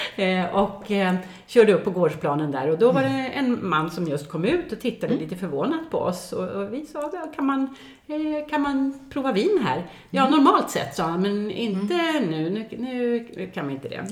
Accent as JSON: {"language": "Swedish", "town": "Gothenburg", "region": "Västra Götaland", "country": "Sweden", "tie": "born or raised there", "also_born_or_lived": "Mallorca", "moved": "yes", "said": "jag är född och uppvuxen i Göteborg"}